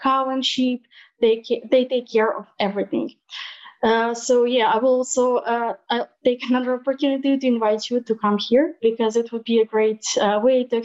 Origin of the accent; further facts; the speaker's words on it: Montenegro; I'm also a daughter from Sinjavina, and I grew up in Sinjavina